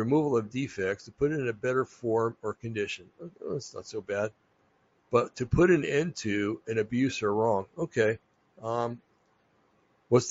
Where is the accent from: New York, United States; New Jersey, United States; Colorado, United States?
New Jersey, United States; I come from New Jersey